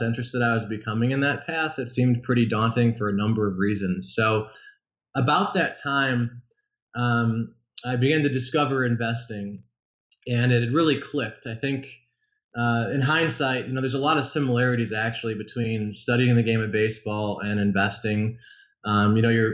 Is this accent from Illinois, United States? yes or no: yes; Illinois suburbs, United States; I grew up in the Illinois suburbs